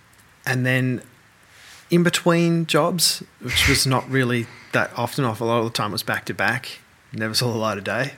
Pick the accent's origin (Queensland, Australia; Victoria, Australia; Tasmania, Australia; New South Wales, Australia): Victoria, Australia; Melbourne; moved away as an adult; I'm from Melbourne.